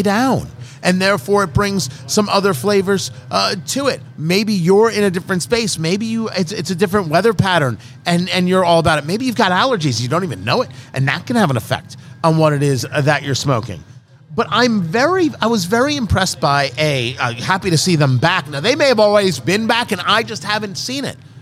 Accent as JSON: {"language": "English", "region": "New Jersey", "country": "United States", "tie": "born or raised there", "moved": "yes", "said": "I grew up in Jersey, but I didn't live there when Superstorm Sandy hit"}